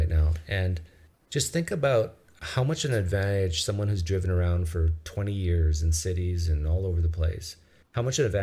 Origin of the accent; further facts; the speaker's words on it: Canada; as a Canadian